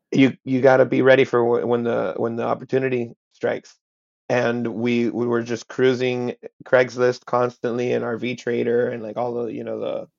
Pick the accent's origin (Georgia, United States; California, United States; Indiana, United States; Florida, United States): Florida, United States; Hialeah; first language Spanish; English is a second language; I am Cuban. My parents are Cuban exiles. They met in Hialeah, and I was born and raised there. I was raised in Spanish.